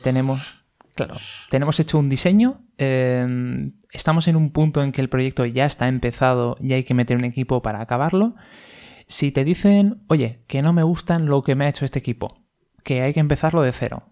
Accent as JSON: {"language": "Spanish", "town": "Valencia", "region": "Valencian Community", "country": "Spain", "said": "somos de Valencia"}